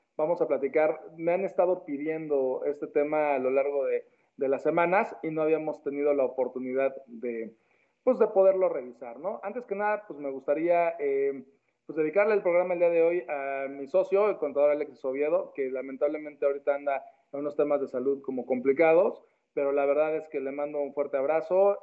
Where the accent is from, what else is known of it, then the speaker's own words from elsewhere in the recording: Mexico; en mi país de origen, que es México